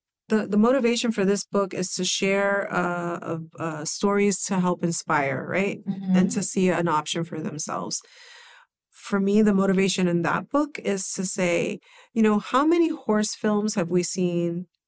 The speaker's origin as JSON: {"language": "English", "region": "New York", "country": "United States", "tie": "born or raised there", "said": "And I grew up in the Bronx."}